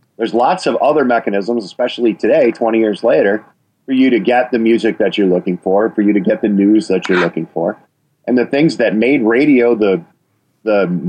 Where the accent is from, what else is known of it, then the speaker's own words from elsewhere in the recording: Wisconsin, United States; you can hear my accent. I mean, I'm from Wisconsin